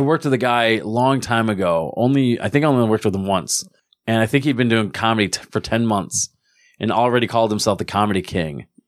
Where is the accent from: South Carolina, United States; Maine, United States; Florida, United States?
Florida, United States; Palm Beach; I'm back in my hometown, but I was away for, like, twelve years.